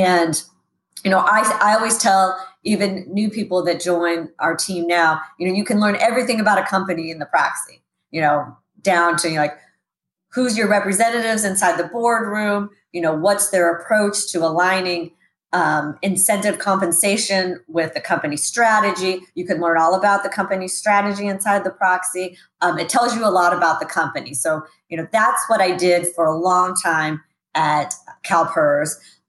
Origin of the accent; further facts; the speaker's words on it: Sacramento, California, United States; Actually, grew up right here in Sacramento, homegrown here. Moved around a lot as a kid, but always seemed to come back to Sacramento.